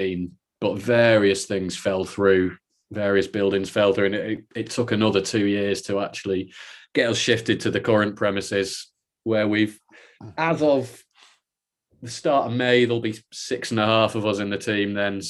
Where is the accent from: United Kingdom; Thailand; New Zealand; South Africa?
United Kingdom; Salford, North West England; moved away as an adult; now in Edinburgh, United Kingdom; I'm from Salford, down by Manchester.